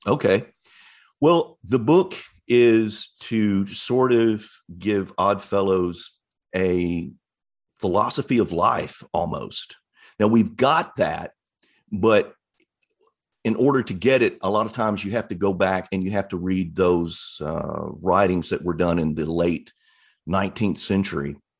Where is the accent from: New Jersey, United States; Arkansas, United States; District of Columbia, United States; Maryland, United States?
Arkansas, United States; East; also born or lived in Little Rock, Arkansas; I grew up in East Arkansas near Memphis, Tennessee, on the, on the Arkansas side of the Mississippi River